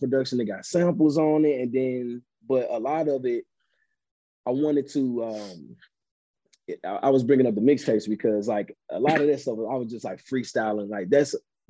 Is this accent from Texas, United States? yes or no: no; East St. Louis, Illinois, United States; I'm from East St. Louis. I'm actually from Illinois